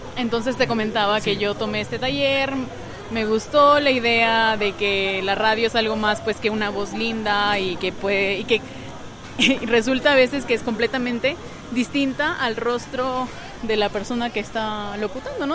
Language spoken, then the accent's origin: Spanish; Peru